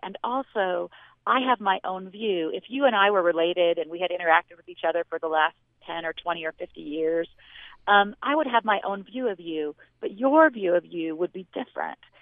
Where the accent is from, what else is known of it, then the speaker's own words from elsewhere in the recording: Washington, United States; also born or lived in Pacific Northwest; now in Las Vegas, United States; I grew up in Washington